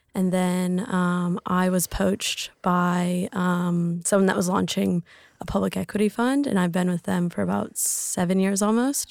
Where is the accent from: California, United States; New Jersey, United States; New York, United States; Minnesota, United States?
California, United States; Lake Tahoe; moved away as an adult; also born or lived in Switzerland; now in Sydney, Australia; I'm from Lake Tahoe, California. Um, born and raised